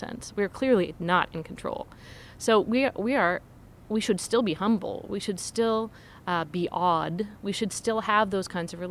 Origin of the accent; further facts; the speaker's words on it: Seattle, Washington, United States; I was growing up in Seattle